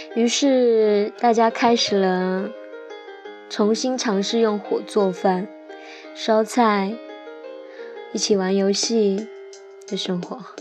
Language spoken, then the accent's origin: Chinese; Xiamen, Fujian, China; moved away; 我就是厦门人，虽然我中秋没有回厦门